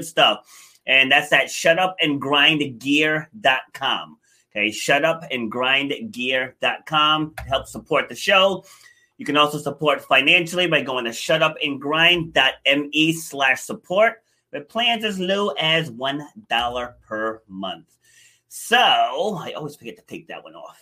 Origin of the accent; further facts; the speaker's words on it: New York City, New York, United States; I was actually born in Far Rockaway